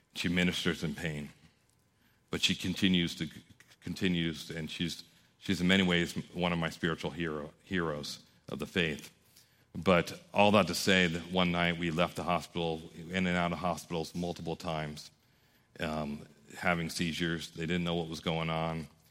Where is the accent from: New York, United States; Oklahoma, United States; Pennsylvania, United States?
New York, United States; I was raised by Italians in New York